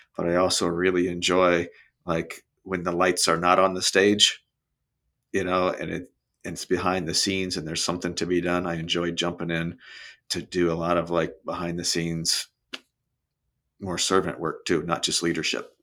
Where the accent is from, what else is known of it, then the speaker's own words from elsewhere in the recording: Brownsburg, Indiana, United States; moved away as an adult; also born or lived in Ohio / Cincinnati / Chicago; now in Naples, United States; Grew up in uh, a town outside of Indianapolis called Brownsburg, so central Indiana